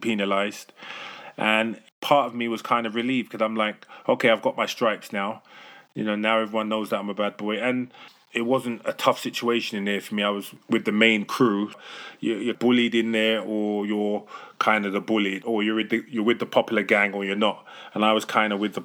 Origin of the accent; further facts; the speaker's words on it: London, United Kingdom; So I'm from London in England, the UK. And I grew up in a rough, tough neighborhood called Stonebridge in Harlesden.